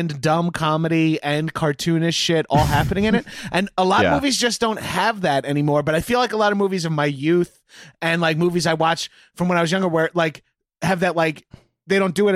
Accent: Bellmore, New York, United States; also born or lived in Poughkeepsie; The Belmore Playhouse for movies in my hometown.

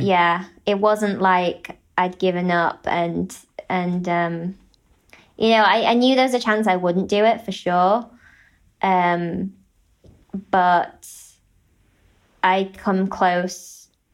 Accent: United Kingdom; as a British person

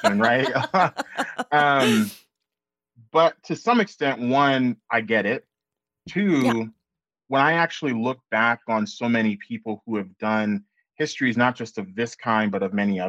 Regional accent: Oklahoma, United States; growing up in Oklahoma

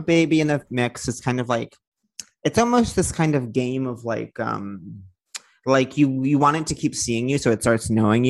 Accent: Long Island, New York, United States; born or raised there

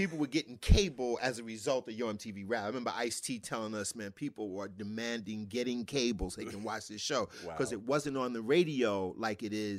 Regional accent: Brooklyn, New York, United States; in the basement of the brownstone I grew up in Bed-Stuy, Brooklyn, there were 5 to 6 of my dad's friends

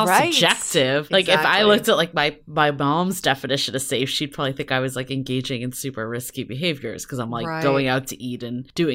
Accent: East Coast, United States; now in San Francisco, United States; I'm from the East Coast and I have a very thick skin when it comes to cold

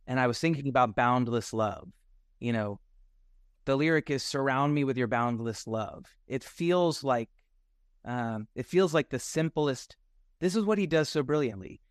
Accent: Nashville, Tennessee, United States; I'm from Nashville, Tennessee, so, and I don't have any family in the music business, so I just grew up, like, always wanting to sing

